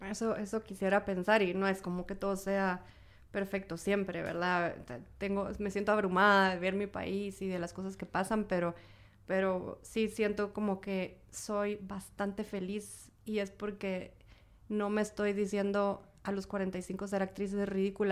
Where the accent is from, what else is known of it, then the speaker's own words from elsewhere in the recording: Guatemala; como guatemaltecos, guatemaltecas